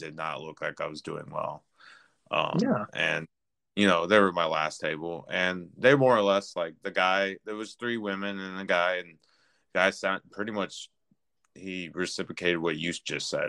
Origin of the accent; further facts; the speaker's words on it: Chicago, Illinois, United States; now in Austin, United States; I live in Austin, Texas now, which is a pretty more understanding area, where I'm originally from South Chicago